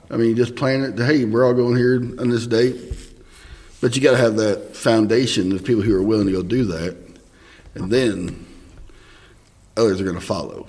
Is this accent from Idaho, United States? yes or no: no; Southern Indiana, United States; Southern Indiana